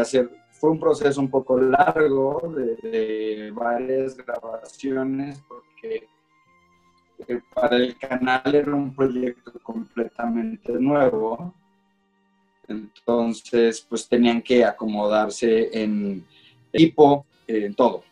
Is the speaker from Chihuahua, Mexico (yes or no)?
no; León, Guanajuato, Mexico; crecí en León